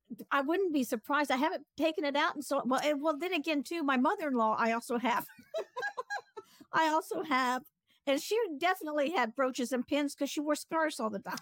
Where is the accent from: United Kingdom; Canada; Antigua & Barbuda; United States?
United States; Greenville, South Carolina; I'm also from Greenville, South Carolina